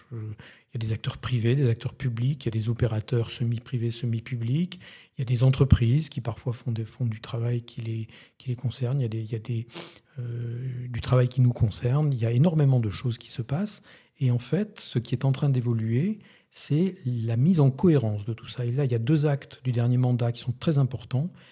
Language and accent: French; France; moved away as an adult; also born or lived in Lithuania / Poland / Egypt; je suis un Français à l'étranger